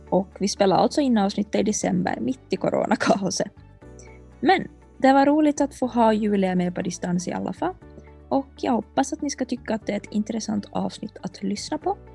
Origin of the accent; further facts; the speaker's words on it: Sweden; accent: rikssvenska; tycker det är uppfriskande med ett rikssvenskt avsnitt här emellan och eh, man får faktiskt skratta åt min rikssvenska om man så vill.